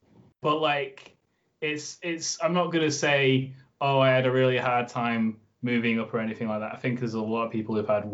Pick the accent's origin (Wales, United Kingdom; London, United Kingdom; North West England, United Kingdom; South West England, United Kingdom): North West England, United Kingdom; Oldham; moved away as an adult; also born or lived in Huddersfield; now in Leeds, United Kingdom; I'm actually from Oldham, so I'm a little bit further away.